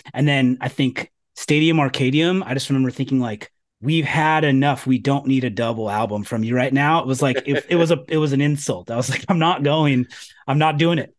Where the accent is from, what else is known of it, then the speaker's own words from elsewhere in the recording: California, United States; moved away; I'm from California